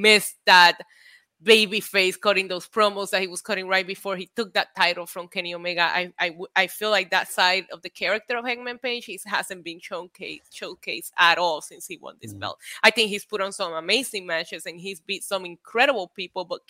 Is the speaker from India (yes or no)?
no; Puerto Rico; Born and raised in Puerto Rico